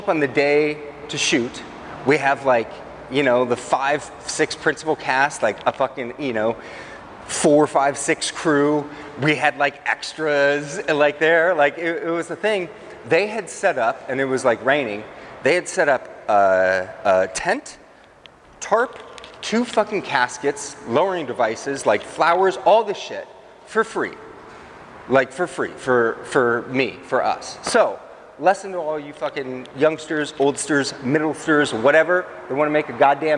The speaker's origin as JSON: {"language": "English", "town": "Everett", "region": "Washington", "country": "United States", "tie": "born or raised there", "said": "my hometown of Everett"}